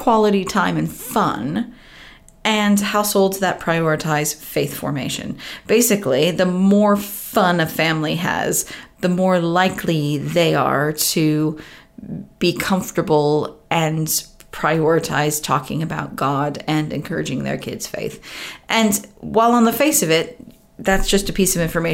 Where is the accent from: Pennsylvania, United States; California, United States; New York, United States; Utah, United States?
California, United States; Southern; moved away as an adult; now in United Kingdom; I grew up in Southern California and moved here 18 years ago